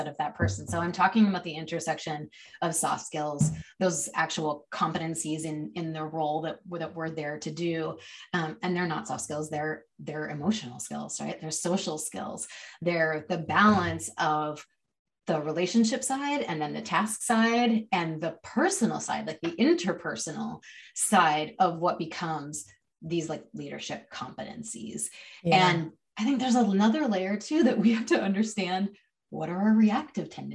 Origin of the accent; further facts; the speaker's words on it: Chicago, Illinois, United States; now in Seattle, United States; I was born in Chicago